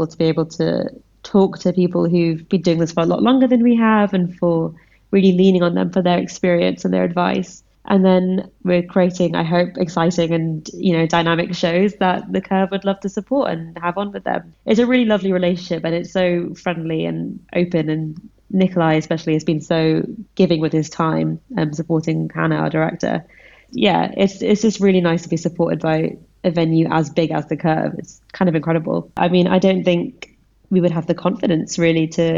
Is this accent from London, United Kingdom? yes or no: yes; London, United Kingdom; I'm Indian, but I grew up in London